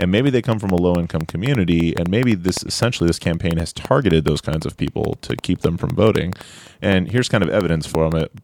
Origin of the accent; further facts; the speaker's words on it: Orange County, California, United States; I'm from Orange County, California